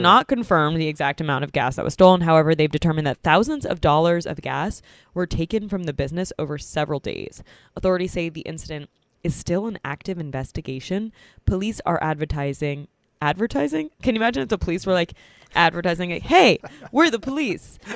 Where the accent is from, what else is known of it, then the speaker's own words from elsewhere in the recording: New York, United States; moved away; I'm in my hometown, New York, New York.